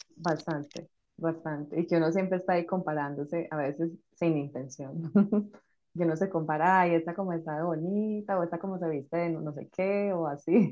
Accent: Colombia; now in Madrid, Spain

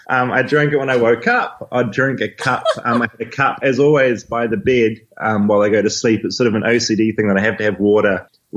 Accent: New Zealand; I'm a journalist from New Zealand.

